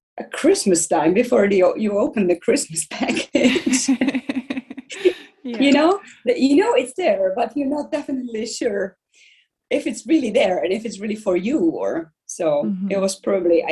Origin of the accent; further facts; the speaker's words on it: Czechia; moved away as an adult; also born or lived in Iceland; I'm from Czech Republic and I'm actress